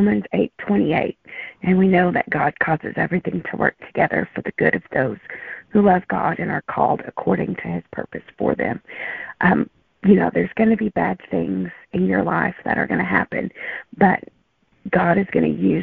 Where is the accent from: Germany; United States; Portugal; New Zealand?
United States; Arkansas; my home state. Arkansas